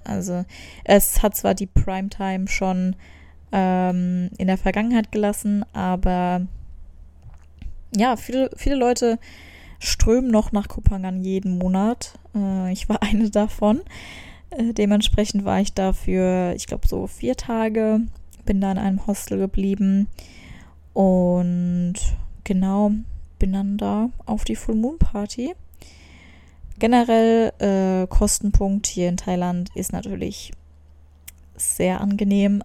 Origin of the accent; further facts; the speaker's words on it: Germany; als Deutsche